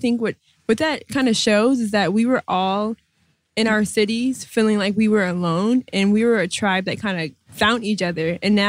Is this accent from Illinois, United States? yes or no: no; Minnesota, United States; now in New York, United States; growing up in Minnesota, we didn't appreciate that.